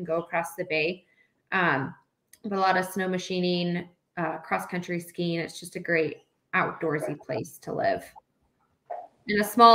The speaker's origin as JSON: {"language": "English", "town": "Homer", "region": "Alaska", "country": "United States", "tie": "born or raised there", "also_born_or_lived": "Anchorage", "said": "So I was actually born and raised in Homer. I grew up in Homer."}